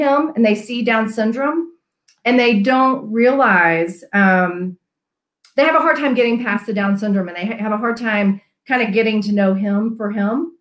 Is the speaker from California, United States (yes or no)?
no; Memphis, Tennessee, United States; moved away as an adult; also born or lived in North Carolina; now in Colorado, United States; I am a Southern gal myself. I was born and raised in Memphis, Tennessee